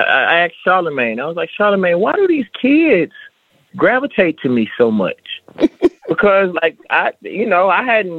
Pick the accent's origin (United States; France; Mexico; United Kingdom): United States; the South; I'm from the South, and I'm a black man that comes from rap